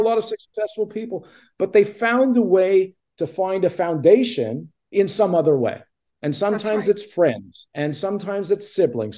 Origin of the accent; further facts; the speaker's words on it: Montreal, Quebec, Canada; I grew up in Montreal with no connection to the entertainment